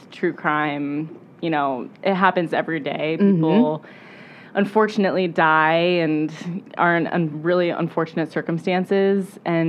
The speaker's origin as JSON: {"language": "English", "town": "Milan", "region": "Illinois", "country": "United States", "tie": "born or raised there", "said": "I grew up in Milan"}